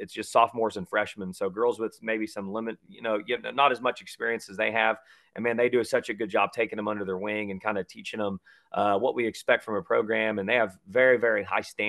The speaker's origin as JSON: {"language": "English", "town": "Ridgeway", "region": "Missouri", "country": "United States", "tie": "born or raised there", "said": "I grew up in Ridgeway, just up the road, about 7 miles"}